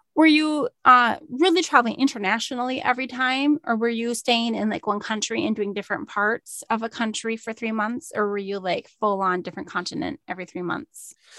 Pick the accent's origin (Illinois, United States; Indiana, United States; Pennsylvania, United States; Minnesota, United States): Minnesota, United States; I'm from Minnesota.